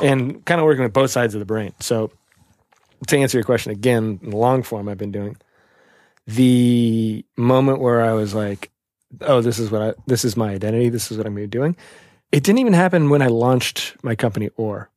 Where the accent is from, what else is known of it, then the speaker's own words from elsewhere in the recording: Portland, Oregon, United States; now in New York, United States; I grew up In Portland, Oregon